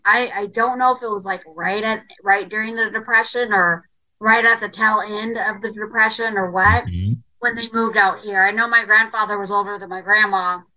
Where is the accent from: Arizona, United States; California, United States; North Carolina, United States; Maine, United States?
California, United States; Riverside; I was born in Riverside, California.